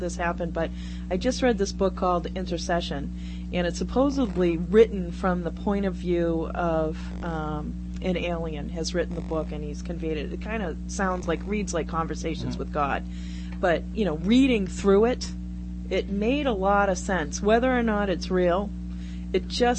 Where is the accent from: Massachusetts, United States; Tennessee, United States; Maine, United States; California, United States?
Massachusetts, United States; Brockton; I'm a girl from Brockton